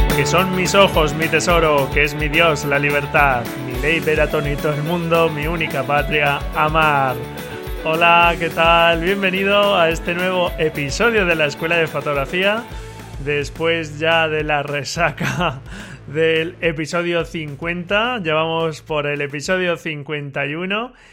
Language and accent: Spanish; Albacete, Castilla-La Mancha, Spain; de Albacete, de mi tierra